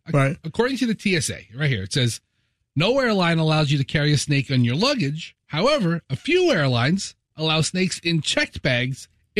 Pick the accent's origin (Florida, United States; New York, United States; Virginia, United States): Florida, United States; St. Petersburg; Growing up in St. Petersburg